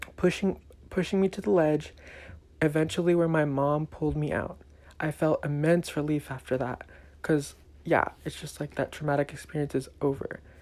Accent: Elk Grove, California, United States; also born or lived in Mountain View, California; I was born here in the Bay Area, specifically Mountain View, and I lived here for three years. I then moved to a small town south of Sacramento called Elk Grove. I lived there for another 10 years of my life

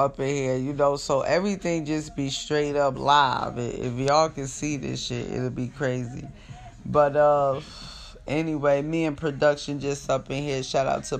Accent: Jersey City, New Jersey, United States; now in California, United States; I'm from Jersey. Jersey City, to be exact

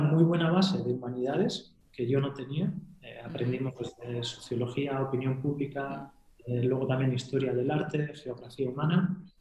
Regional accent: Gipuzkoa, Basque Country, Spain; moved away as an adult; also born or lived in Barcelona / Madrid; now in Hendaye, France; yo soy guipuzcoano de un pueblo muy pequeñito, que tenemos 10.000 habitantes, que está en el interior

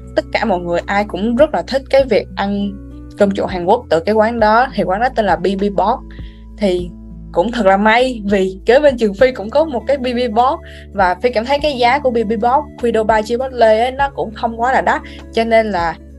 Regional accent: Vietnam; now in United States

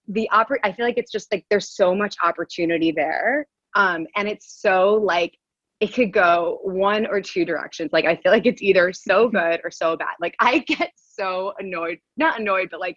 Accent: Westchester, New York, United States; now in New York City, United States; I'm originally from Westchester. I normally live in the city

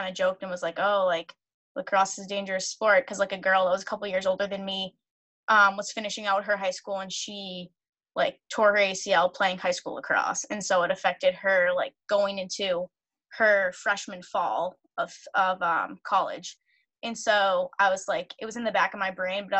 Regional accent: Reading, Massachusetts, United States; I grew up in Reading, Mass. I live here now.

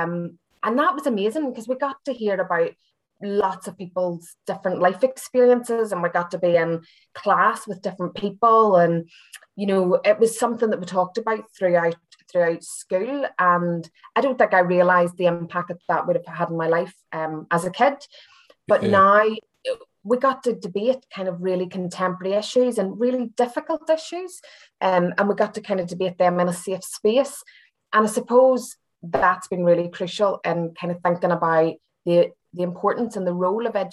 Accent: Belfast, Northern Ireland, United Kingdom; moved away as an adult; also born or lived in Derry, Northern Ireland / Hull, England; now in Glasgow, United Kingdom; as you can tell from my accent, I'm not from Scotland originally. I'm from Belfast

